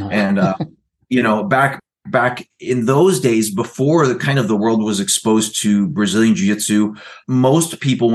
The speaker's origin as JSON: {"language": "English", "region": "Oklahoma", "country": "United States", "tie": "born or raised there", "also_born_or_lived": "California", "moved": "as an adult", "said": "went to high school in Oklahoma. I was there. I lived in Oklahoma for about 6 years"}